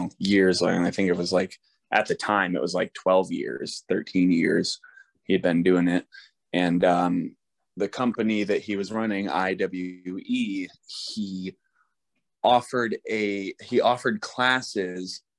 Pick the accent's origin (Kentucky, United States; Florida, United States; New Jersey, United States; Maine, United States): Maine, United States; We're from Maine